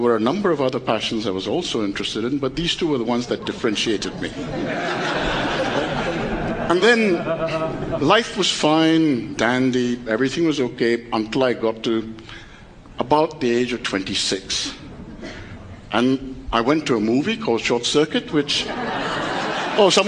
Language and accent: English; Kolkata, West Bengal, India; I was born in Calcutta, a family where my father and his father before him were journalists.